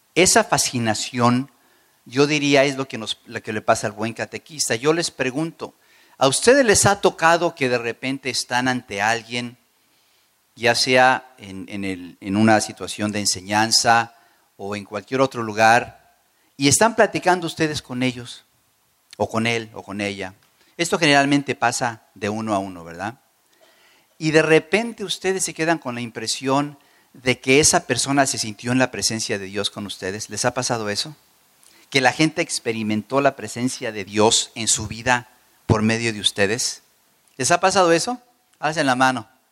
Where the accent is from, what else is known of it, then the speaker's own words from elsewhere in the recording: Mexico; also born or lived in Chiapas / Torreón / Mexico City; now in United States; yo nací al sur de la frontera. Yo nací en México, pero mis hijos nacieron aquí